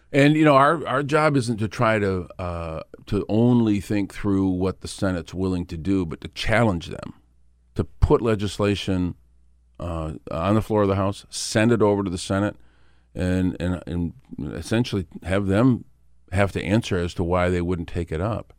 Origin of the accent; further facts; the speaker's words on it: Flint, Michigan, United States; my hometown of Flint.